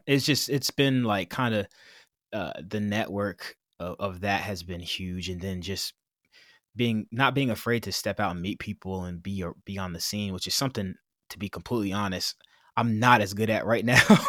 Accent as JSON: {"language": "English", "town": "Kingston", "region": "New York", "country": "United States", "said": "I'm from Kingston, New York, which is a small city about ninety miles north of Manhattan"}